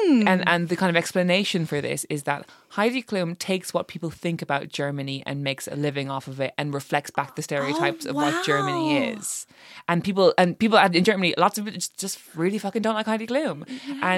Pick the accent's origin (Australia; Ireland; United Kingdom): Ireland; as an Irish person